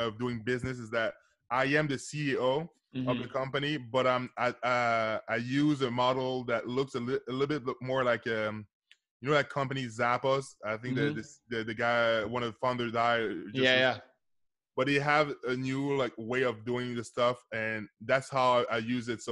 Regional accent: Canada; I'm from Canada

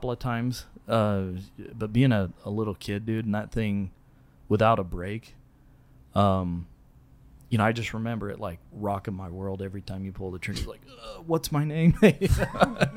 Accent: Southern California, United States; moved away as an adult; also born or lived in Rose Park, Utah; now in Taylorsville, United States; I grew up in Southern California

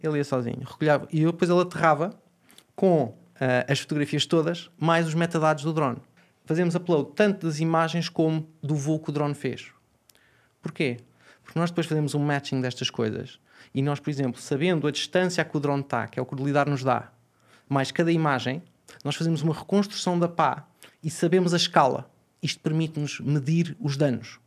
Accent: Portugal; como português

